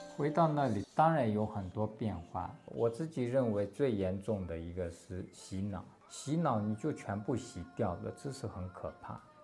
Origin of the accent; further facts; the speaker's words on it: Têwo County, Tibet, Gansu, China; first language Tibetan; Chinese is a second language; moved away as an adult; also born or lived in India; now in Hualien, Taiwan; 我的家乡在西藏的甘南别部